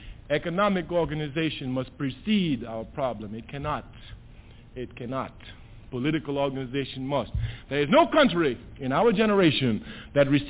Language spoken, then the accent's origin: English; Trinidad & Tobago; now in United States; I was born in Trinidad. I was born in the West Indies